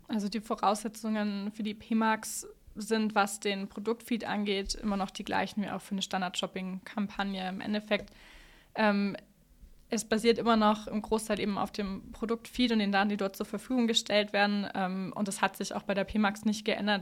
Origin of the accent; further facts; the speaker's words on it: Allgäu, Bavaria, Germany; Ich bin im Allgäu aufgewachsen